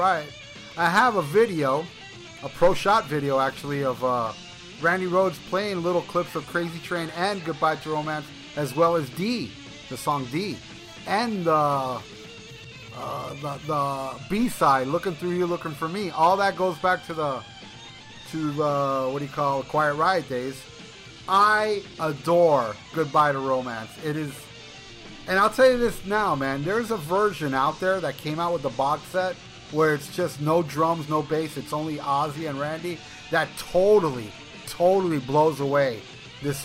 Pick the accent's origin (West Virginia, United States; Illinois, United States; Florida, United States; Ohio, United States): Florida, United States; Hialeah; my hometown, Hialeah, Florida